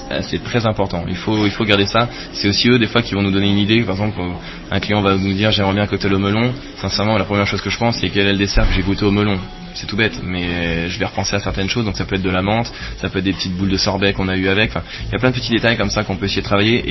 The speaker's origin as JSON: {"language": "French", "country": "France", "also_born_or_lived": "Saint-Quentin-en-Yvelines / Paris", "moved": "as an adult", "lives_now": "Lausanne, Switzerland", "said": "je ne suis pas suisse, je suis français"}